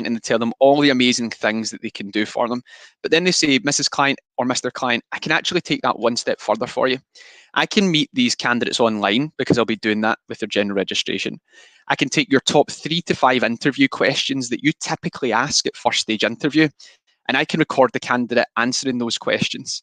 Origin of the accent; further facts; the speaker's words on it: Scotland, United Kingdom; I am extremely Scottish